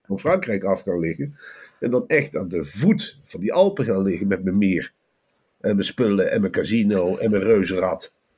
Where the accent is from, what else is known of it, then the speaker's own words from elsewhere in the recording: Velp, Gelderland, Netherlands; Bij ons in Velp